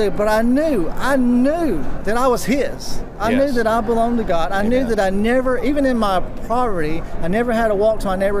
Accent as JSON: {"language": "English", "country": "United States", "tie": "born or raised there", "said": "I was raised in American poverty."}